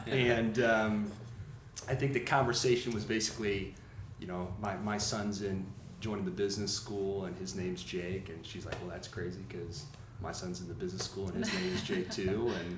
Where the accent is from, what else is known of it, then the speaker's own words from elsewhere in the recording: Dayton, Ohio, United States; now in Indianapolis, United States; I'm from Dayton, Ohio, originally. Mm-hmm. We're both from Ohio.